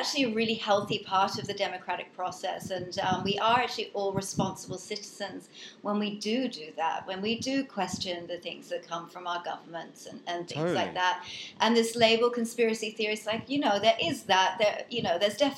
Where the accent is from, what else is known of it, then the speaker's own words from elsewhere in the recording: England, United Kingdom; also born or lived in United States; I was born in America, but I went to school in England